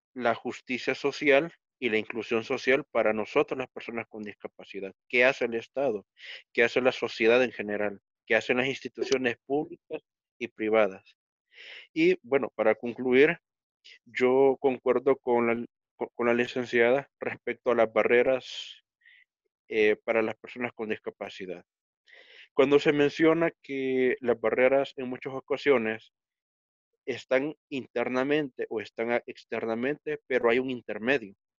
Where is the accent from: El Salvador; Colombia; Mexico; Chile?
El Salvador; yo soy estudiante de la licenciatura en Sociología de la Universidad del Salvador